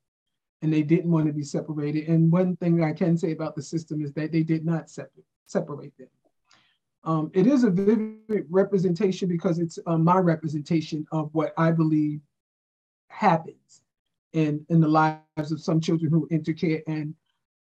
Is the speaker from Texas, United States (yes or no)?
no; New York, United States; moved away; I'm from New York